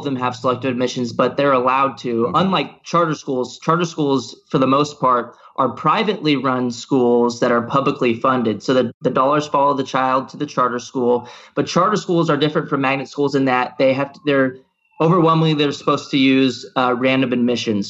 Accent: Texas, United States; I actually went to a magnet school when I grew up in Texas and for high school

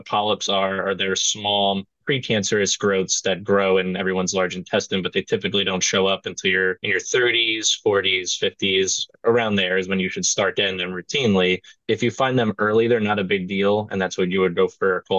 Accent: New Jersey, United States; I grew up in Opaqua, New Jersey, and that's pretty much the furthest left corner. It's like in Sussex County

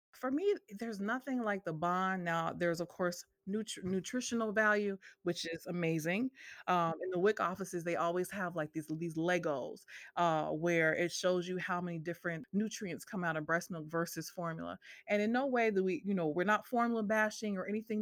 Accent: Northampton, Massachusetts, United States; moved away as an adult; now in Memphis, United States; I am originally from Northampton, Massachusetts, and I moved to Memphis, Tennessee, uh, 15 years ago

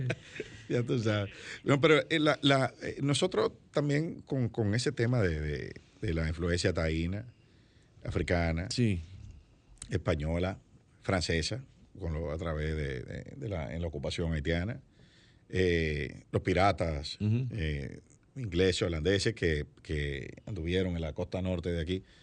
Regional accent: Dominican Republic; Pero el dominicano en el mundo entero sigue siendo dominicano.

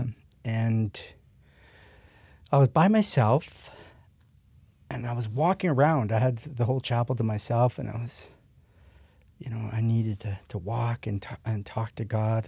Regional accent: Prince Albert, Saskatchewan, Canada; I was born and raised in Canada, but actually in Saskatchewan, Prince Albert, Saskatchewan, which is kinda, um, north of Montana

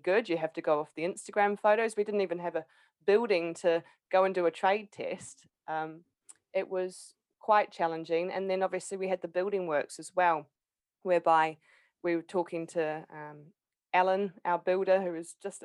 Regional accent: Palmerston North, Manawatū-Whanganui, New Zealand; moved away as an adult; now in United Kingdom; I'd gone back to Palmerston North, my hometown

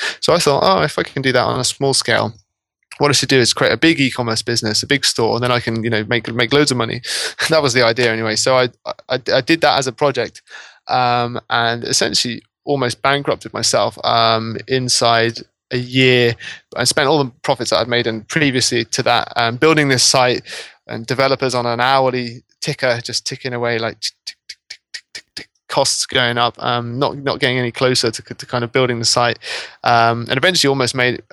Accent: Norwich, East of England, United Kingdom; I'm actually from Norwich in East Anglia

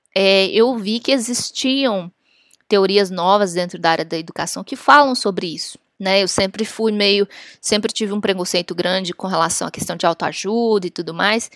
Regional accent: Brazil; moved away as an adult; now in Washington, United States; chegando aqui, brasileira, falava inglês

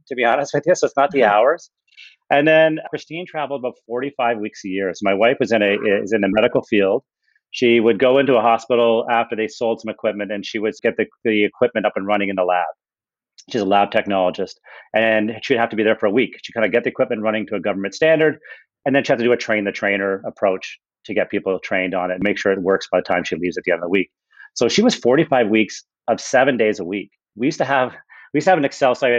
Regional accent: Ontario, Canada; moved away as an adult; also born or lived in Toronto; we were both born and raised in Ontario

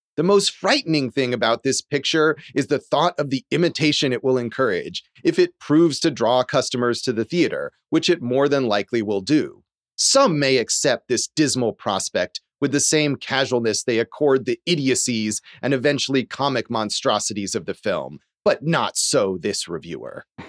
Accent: California, United States; as a kid growing up in California

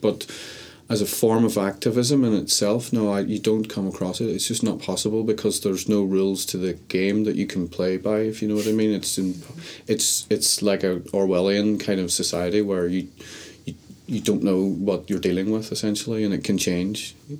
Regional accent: Derry, Northern Ireland, United Kingdom; also born or lived in Cambodia; now in London, United Kingdom; I'm a documentary filmmaker originally from Derry.

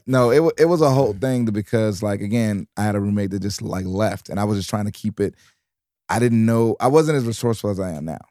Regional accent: Detroit, Michigan, United States; also born or lived in New York; now in Los Angeles, United States; I was from Detroit, but I was living in New York

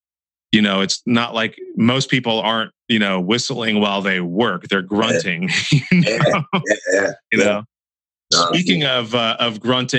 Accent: Santa Cruz, California, United States; my hometown, Santa Cruz, California.

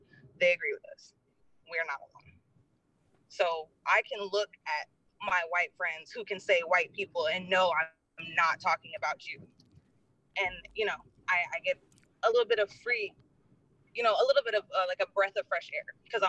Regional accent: Minnesota, United States; moved away; I'm from Minnesota.

